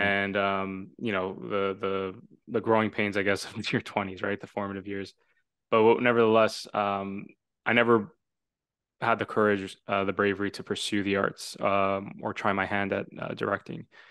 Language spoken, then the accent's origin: English; Toronto, Ontario, Canada; also born or lived in Vaughan; I'm from Toronto, um, now living in the Greater Toronto Area